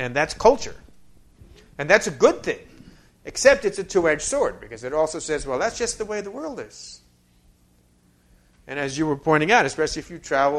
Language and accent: English; New York, United States; I'm from New York